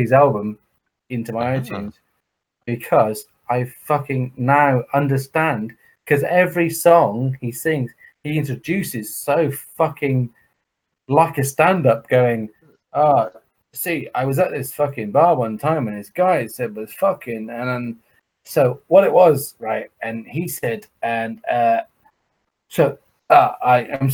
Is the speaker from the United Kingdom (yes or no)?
yes; Somerset, South West England, United Kingdom; moved away; I'm actually from Somerset